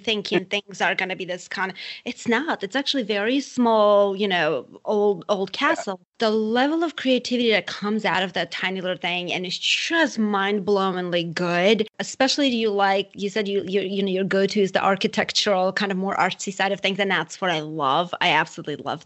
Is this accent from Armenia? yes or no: yes; Armenia; now in United States; I'm from Armenia originally, and I kind of grew up like that too